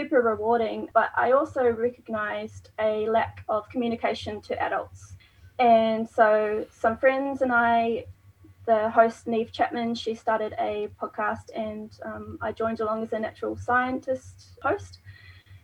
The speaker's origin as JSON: {"language": "English", "country": "New Zealand", "moved": "yes", "lives_now": "Tasmania, Australia", "said": "I'm not from Tasmania, from New Zealand"}